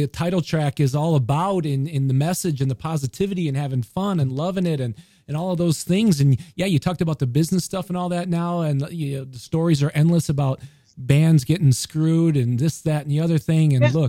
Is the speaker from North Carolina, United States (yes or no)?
no; Rockford, Illinois, United States; You don't have to be from Rockford, Illinois, my hometown, to love ….